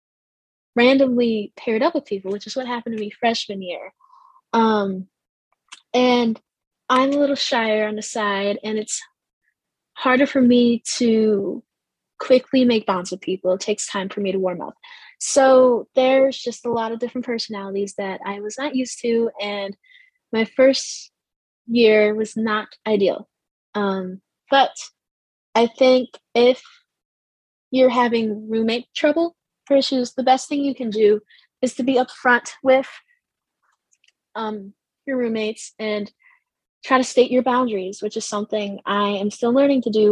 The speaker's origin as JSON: {"language": "English", "region": "New York", "country": "United States", "moved": "as an adult", "said": "I'm from New York, so I moved here once I got accepted"}